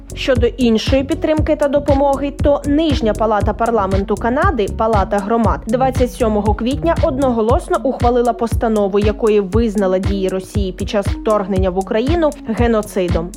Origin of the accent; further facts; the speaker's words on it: Ukraine; Ми з України